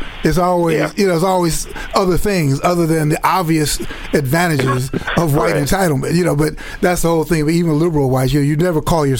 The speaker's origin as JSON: {"language": "English", "town": "Chicago", "region": "Illinois", "country": "United States", "tie": "born or raised there", "said": "growing up in Chicago again, I grew up on 78th and Calumet."}